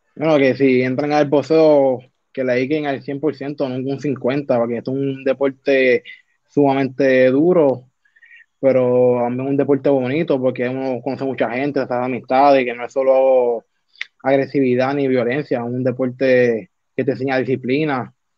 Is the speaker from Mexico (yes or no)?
no; Vega Alta, Puerto Rico; soy de Bereña, de Barrio Breña en Vega Alta, Puerto Rico. Me nací y creo acá